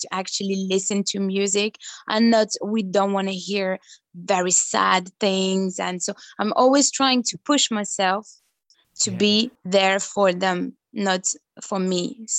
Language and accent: English; Belgium; I'm always proud to say that I'm coming from Belgium, and I just love every culture.